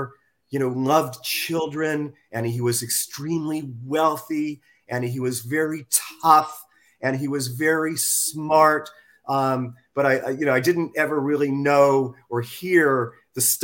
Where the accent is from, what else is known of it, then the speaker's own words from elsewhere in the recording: California, United States; also born or lived in Toronto, Canada / Montreal, Canada / Campbellton, New Brunswick, Canada; our family brought us out to California when I was about 3.5 or 4 years old